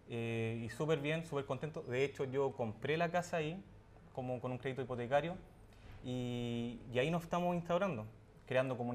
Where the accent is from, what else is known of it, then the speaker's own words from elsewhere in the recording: Colina, Santiago Metropolitan Region, Chile; Toda la vida viví en Colina, mi familia vive allá, así que es eh, mi nicho y de ahí yo no me voy.